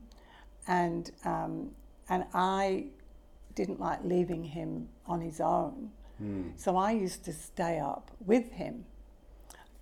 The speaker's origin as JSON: {"language": "English", "town": "Manchester", "region": "North West England", "country": "United Kingdom", "tie": "born or raised there", "said": "I was born in Manchester 3 years after the war"}